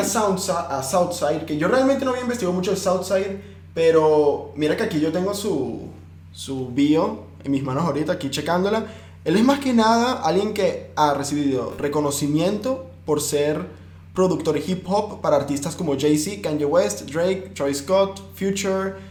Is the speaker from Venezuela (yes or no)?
yes; Venezuela; moved away; yo soy venezolano